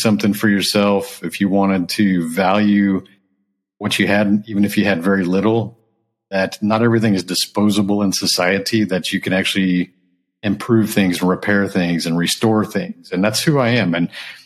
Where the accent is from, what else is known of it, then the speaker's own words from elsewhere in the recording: Houston, Texas, United States; also born or lived in Japan / California; I grew up in Texas.